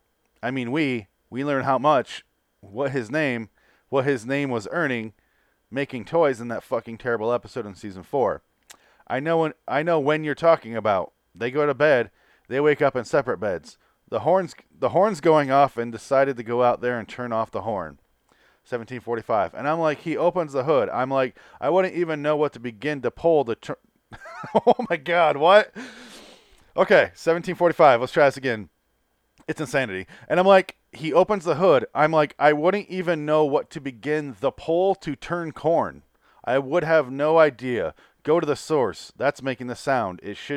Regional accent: Michigan, United States; I'm from Michigan. Fuck cars.

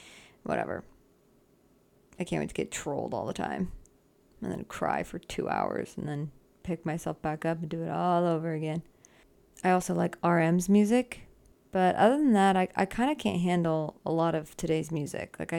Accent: Arizona, United States; also born or lived in Southern California; now in California, United States; I grew up in Arizona, and now I live in California, Southern California

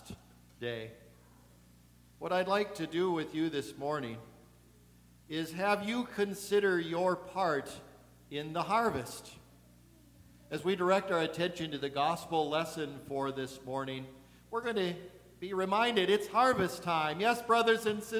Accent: Eagle River, Wisconsin, United States; I'm from Eagle River

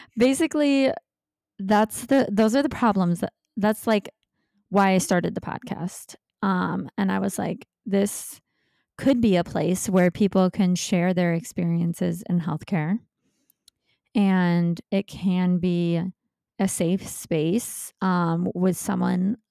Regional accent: Michigan, United States; moved away as an adult; now in Los Angeles, United States; I'm from Michigan, but I moved out to Los Angeles, California to be with my now husband

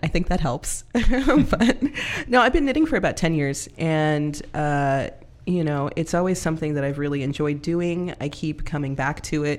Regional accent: California, United States; moved away as an adult; also born or lived in Lynnwood, Washington; now in Everett, United States; I'm from California

